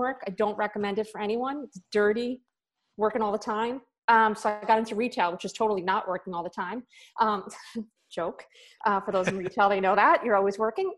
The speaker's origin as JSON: {"language": "English", "region": "New York", "country": "United States", "tie": "born or raised there", "moved": "as an adult", "lives_now": "Florida, United States", "said": "I was born and raised in New York my entire life"}